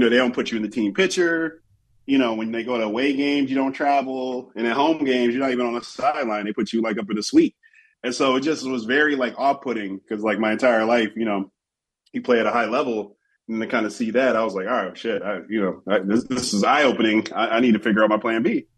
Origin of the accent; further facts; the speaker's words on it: Chicago, Illinois, United States; growing up in Chicago